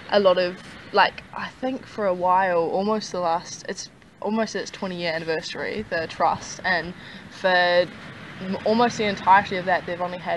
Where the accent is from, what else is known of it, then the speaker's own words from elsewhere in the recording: Auckland, New Zealand; I'm from Auckland, from what the biggest city in New Zealand